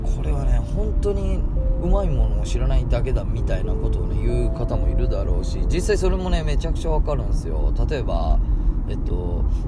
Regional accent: Tagawa, Fukuoka, Japan; now in Tokyo, Japan; うちの地元福岡県の田川市っていうところに僕はを出て僕は今それ東京に住んでるんですけど

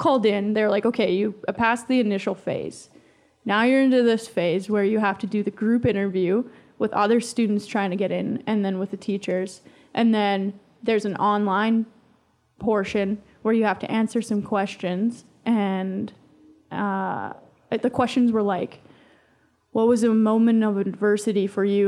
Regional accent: High River, Alberta, Canada; I'm from High River, so I worked at the radio station in High River

